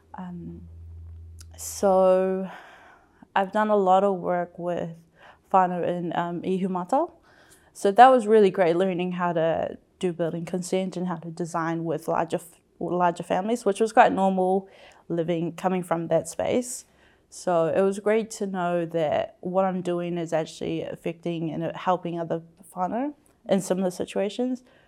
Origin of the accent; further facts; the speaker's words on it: Auckland, New Zealand; I am second generation, born and raised in South Auckland